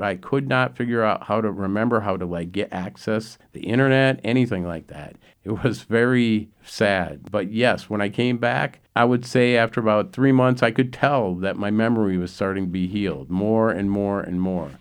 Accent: Minneapolis, Minnesota, United States; I was raised in South Minneapolis.

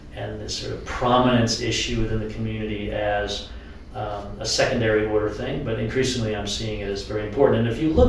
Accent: New Hampshire, United States; I come from New Hampshire

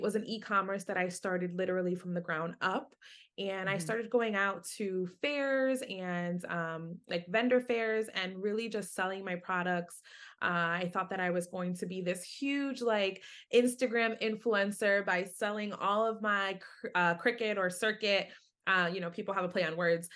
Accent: New York City, New York, United States; I was born and raised in Hell's Kitchen, lived just 10 blocks from Times Square.

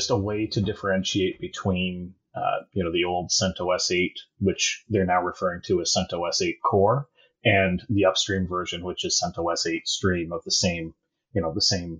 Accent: Canada; accent: Canadian; I am Canadian, if you haven't picked up yet by the accent

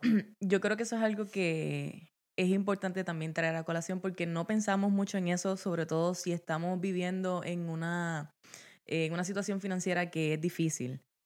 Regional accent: Guayanilla, Puerto Rico; moved away as an adult; also born or lived in Yauco, Puerto Rico / Mayagüez, Puerto Rico; now in Maryland, United States; Yo nací en el sur de Puerto Rico, nací en Yauco y me crié en Guayanilla, Puerto Rico, eh, toda mi vida hasta los 18, 19 años

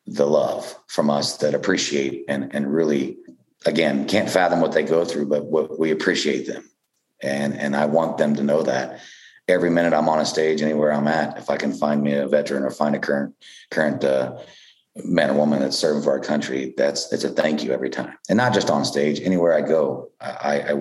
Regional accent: Ottawa, Kansas, United States; I'm from Ottawa, Kansas. And in Ottawa, we got a square, and it's got the courthouse in the middle of it

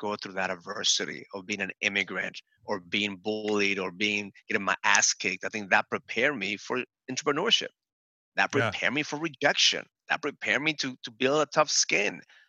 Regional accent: Bronx, New York, United States; So the first day I go in there and they asked me where I was from. And I said … from the Bronx.

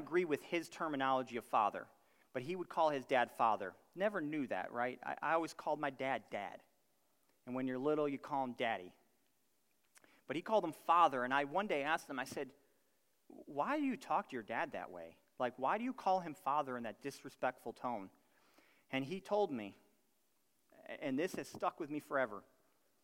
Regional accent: Buffalo, New York, United States; I'm from Buffalo, New York.

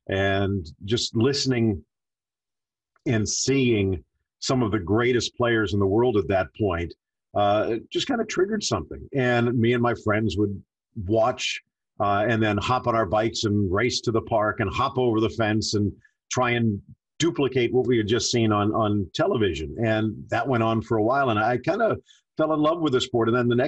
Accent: South Florida, United States; also born or lived in California; grew up in South Florida. I was born in California, but moved out here when I was 6 months old. So pretty much South Florida was all I knew.

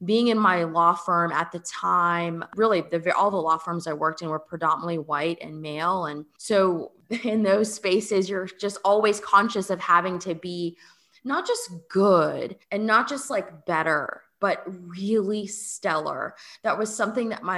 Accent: Fort Lauderdale, Florida, United States; also born or lived in Atlanta / California; now in New Orleans, United States; I grew up in Fort Lauderdale. So actually not very far from where we live now in New Orleans. My parents immigrated here from Jamaica

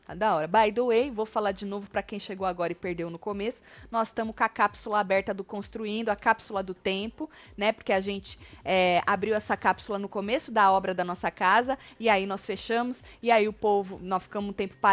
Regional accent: Corumbá, Mato Grosso do Sul, Brazil; sou de Corumbá, no Mato, Mato Grosso

